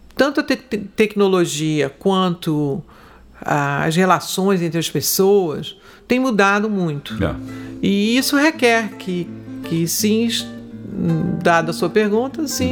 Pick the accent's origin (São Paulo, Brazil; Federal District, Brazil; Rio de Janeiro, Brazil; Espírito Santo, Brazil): Rio de Janeiro, Brazil; eu sou carioca da gema. eu sou a carioca típica. Eu nasci na Tijuca, morei no Grajaú e quando a Barra começou, eu, eu meus pais mudaram para Barra